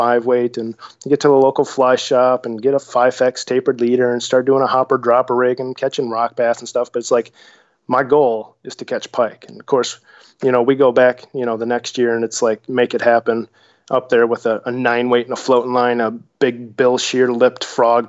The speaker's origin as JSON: {"language": "English", "area": "Lake Michigan", "region": "Midwest", "country": "United States", "tie": "born or raised there", "said": "I grew up on Lake Michigan"}